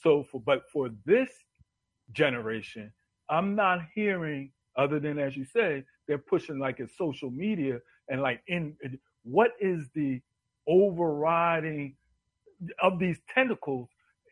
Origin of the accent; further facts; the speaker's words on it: Philadelphia, Pennsylvania, United States; I grew up in downtown around the Italian